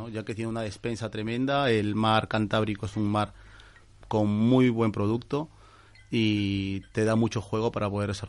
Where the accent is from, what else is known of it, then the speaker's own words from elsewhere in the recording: Lima, Peru; moved away as an adult; now in Spain; Sí, yo empiezo, empiezo en Lima, estudiando cocina en Lima. Y luego, pues, el, el, boom gastronómico, el boom gastronómico español de los grandes cocineros